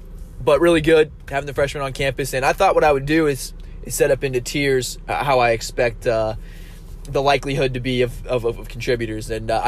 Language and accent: English; Cincinnati, Ohio, United States; But I'm from Cincinnati. I'm from Liberty Township area. I'm a Lakota kid.